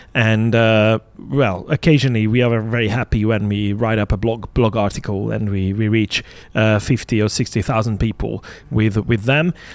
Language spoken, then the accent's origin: English; Hungary; born or raised there